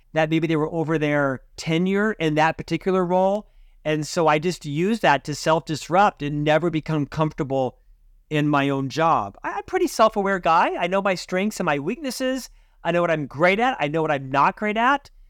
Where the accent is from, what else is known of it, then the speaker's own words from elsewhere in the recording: Orlando, Florida, United States; moved away as an adult; also born or lived in Provo, Utah; now in Salt Lake City, United States; I was born and raised in Central Florida